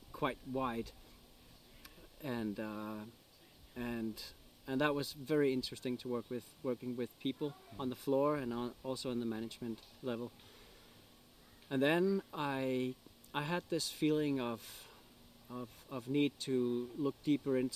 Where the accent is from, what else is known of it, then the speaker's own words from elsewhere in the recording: Greenland; moved away as an adult; now in Denmark; I'm a guy from Greenland.